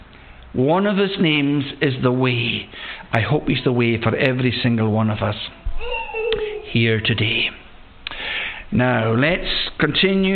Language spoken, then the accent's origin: English; Loch Broom, West Coast of Scotland, United Kingdom; I was born and bred in the West Coast on the farm that's at the head of the loch we know of as Loch Broom